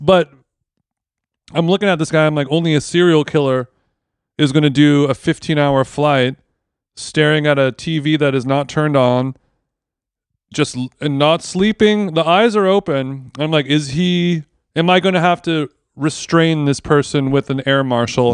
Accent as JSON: {"language": "English", "area": "Orange County", "region": "California", "country": "United States", "tie": "born or raised there", "said": "growing up in Orange County, as a child"}